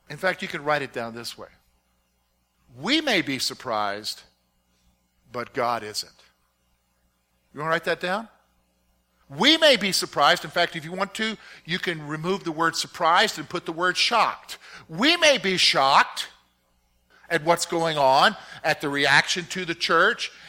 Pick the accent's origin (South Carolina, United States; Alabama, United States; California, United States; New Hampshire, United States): South Carolina, United States; also born or lived in Virginia; And a good portion of my growing up years was in South Caro